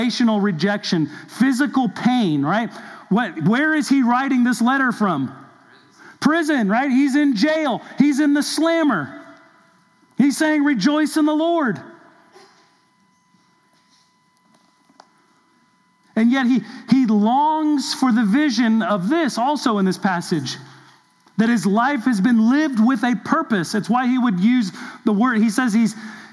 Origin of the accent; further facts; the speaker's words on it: Southern California, United States; in my younger days growing up in Southern California